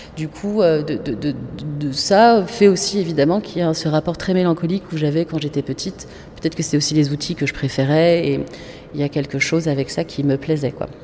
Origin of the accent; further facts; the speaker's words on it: Casablanca, Casablanca-Settat, Morocco; moved away; on est de Casa, qui est une autre capitale